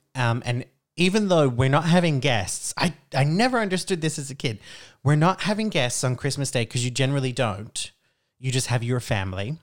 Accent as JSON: {"language": "English", "town": "Brisbane", "region": "Queensland", "country": "Australia", "tie": "born or raised there", "moved": "as an adult", "lives_now": "Iceland", "said": "I grew up in Australia"}